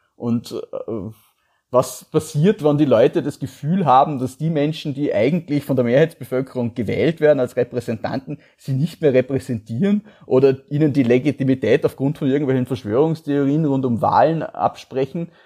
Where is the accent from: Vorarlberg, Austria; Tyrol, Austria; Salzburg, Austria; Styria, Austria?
Vorarlberg, Austria; Feldkirch; Ich bin ja Vorarlberger